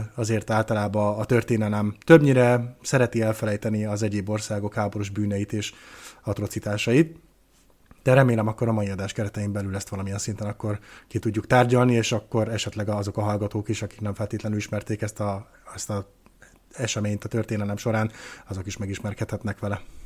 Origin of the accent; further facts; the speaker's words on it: Hungary; magyar vagyok